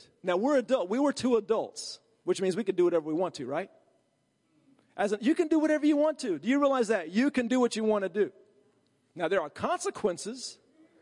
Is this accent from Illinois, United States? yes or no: no; Virginia, United States; I'm from Virginia